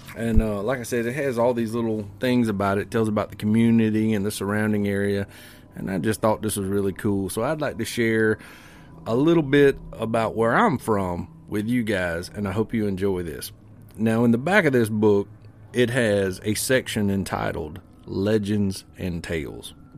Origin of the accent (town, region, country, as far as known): Springfield, South Carolina, United States; born or raised there